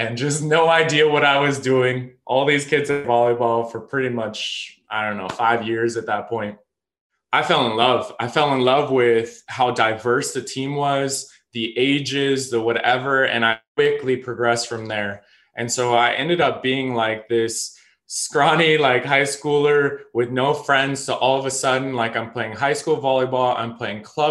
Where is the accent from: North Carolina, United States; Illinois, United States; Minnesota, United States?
Illinois, United States; Chicago; also born or lived in Colorado / Evanston, Illinois; I grew up in Chicago after I was born in Colorado